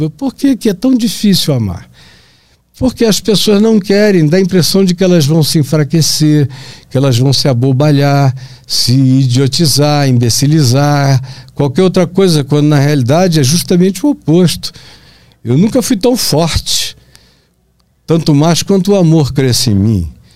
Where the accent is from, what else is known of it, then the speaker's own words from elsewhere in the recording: Pará, Brazil; moved away; also born or lived in Manaus, Amazonas; na minha terra, lá no Pará